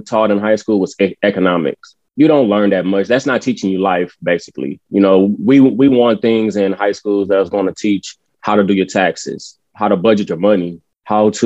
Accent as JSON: {"language": "English", "town": "San Antonio", "region": "Texas", "country": "United States", "said": "We are all from the East Side of San Antonio"}